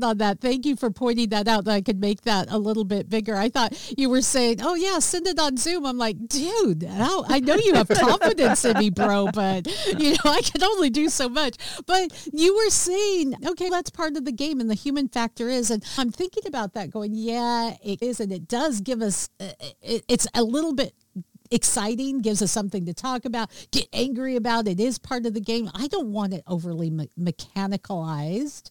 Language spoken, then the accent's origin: English; Seattle, Washington, United States; it's been in my hometown